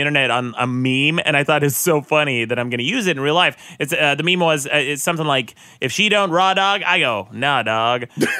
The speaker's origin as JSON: {"language": "English", "region": "Utah", "country": "United States", "tie": "born or raised there"}